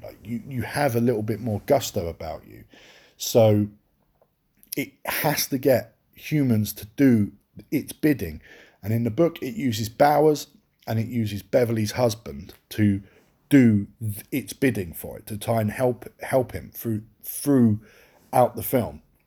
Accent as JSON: {"language": "English", "region": "England", "country": "United Kingdom", "said": "I'm English."}